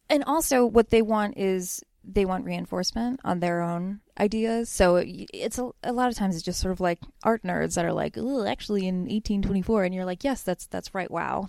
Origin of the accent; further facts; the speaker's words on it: Bethlehem, Pennsylvania, United States; I grew up in Bethlehem, Pennsylvania, and my dad owns a newsstand there.